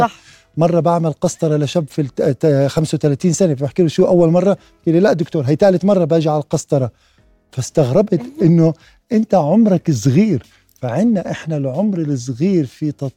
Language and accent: Arabic; Jordan; عندنا في الأردن